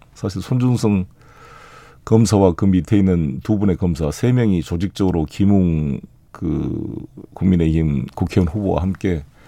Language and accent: Korean; South Jeolla, South Korea; 제 고향인 전남